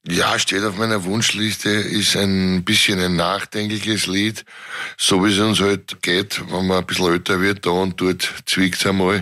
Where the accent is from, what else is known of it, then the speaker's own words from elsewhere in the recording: Vienna, Austria; Ich bin auch Favorit.